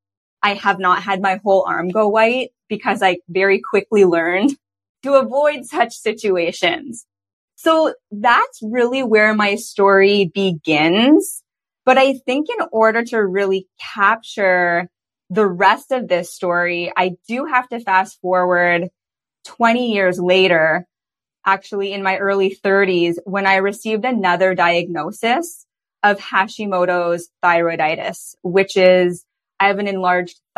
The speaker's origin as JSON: {"language": "English", "town": "Toronto", "region": "Ontario", "country": "Canada", "tie": "born or raised there", "moved": "yes", "lives_now": "British Columbia, Canada", "said": "I grew up in Toronto, Ontario"}